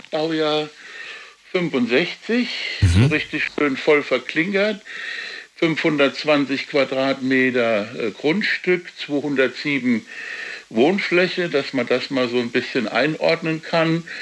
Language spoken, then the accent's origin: German; Weinheim, Baden-Württemberg, Germany; also born or lived in Heidelberg; aber ich bin in Heidelberg geboren, Weinheim groß geworden und dann eben hier vom Freundeskreis und der angestammten Umgebung wegzugehen.